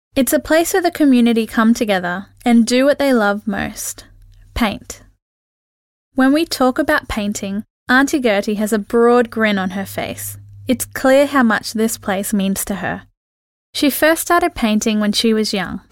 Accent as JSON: {"language": "English", "town": "Townsville", "region": "Queensland", "country": "Australia", "tie": "born or raised there", "said": "Growing up in Townsville, North Queensland, I learned to respect and treasure the reef."}